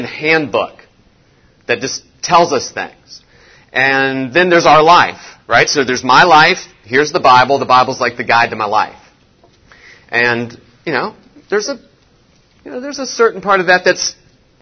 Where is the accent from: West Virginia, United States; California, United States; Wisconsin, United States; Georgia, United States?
West Virginia, United States; me growing up in West Virginia.